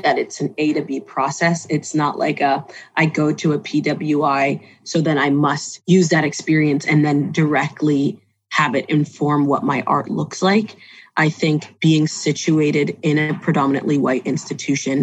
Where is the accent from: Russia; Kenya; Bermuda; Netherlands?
Bermuda; I am from Bermuda.